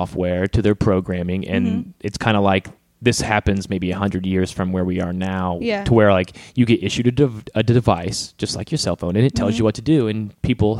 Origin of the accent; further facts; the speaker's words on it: Indiana, United States; moved away as an adult; now in Los Angeles, United States; I'm from Indiana